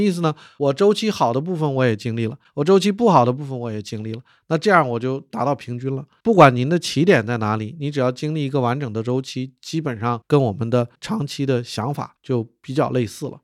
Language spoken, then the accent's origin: Chinese; Harbin, Heilongjiang, China; 我的老家是哈尔滨